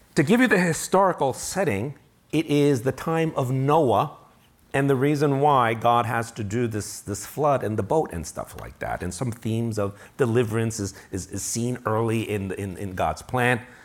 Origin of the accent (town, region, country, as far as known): United States